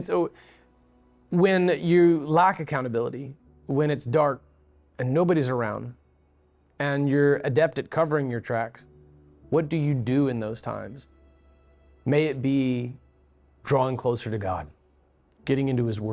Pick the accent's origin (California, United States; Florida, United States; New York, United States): Florida, United States; Beulah; When I grew up in Beulah, Florida, we had several acres